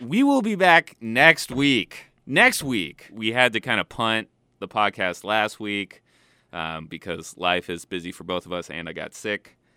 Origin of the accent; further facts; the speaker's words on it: California, United States; born and bred in California